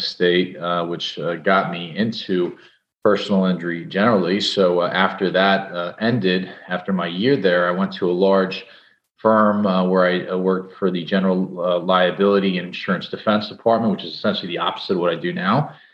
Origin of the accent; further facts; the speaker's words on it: Edison, New Jersey, United States; also born or lived in New York; I'm a New Jersey guy, born and bred. I, I grew up in Edison